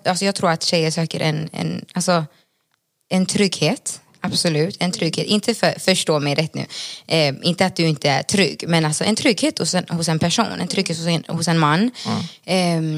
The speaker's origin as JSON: {"language": "Swedish", "town": "Gothenburg", "region": "Västra Götaland", "country": "Sweden", "tie": "born or raised there", "also_born_or_lived": "Bolivia", "moved": "as an adult", "lives_now": "Stockholm, Sweden", "said": "jag är uppvuxen i Göteborg"}